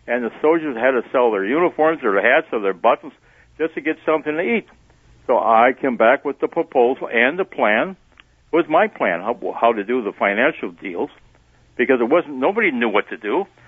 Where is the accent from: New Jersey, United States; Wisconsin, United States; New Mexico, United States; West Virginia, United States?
Wisconsin, United States; Sheboygan; You have to understand, I grew up in Sheboygan. The only big thing in Sheboygan was baseball every day with the kids in the playground and going to a movie.